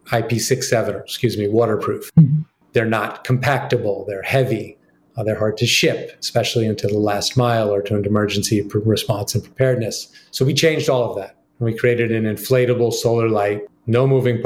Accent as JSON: {"language": "English", "town": "New York City", "region": "New York", "country": "United States", "tie": "born or raised there", "said": "I grew up on the Upper West Side of Manhattan"}